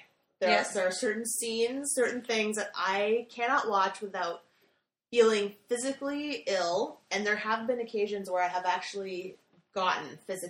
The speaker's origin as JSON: {"language": "English", "region": "England", "country": "United Kingdom", "tie": "born or raised there", "said": "I was born in England."}